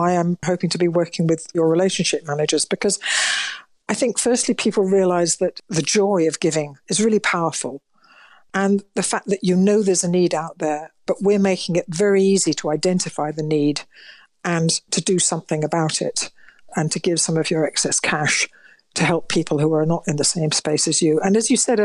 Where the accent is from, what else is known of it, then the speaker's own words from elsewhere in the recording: Manchester, North West England, United Kingdom; now in Bath, United Kingdom; I was born in Manchester and, you know, I'm now living in Bath.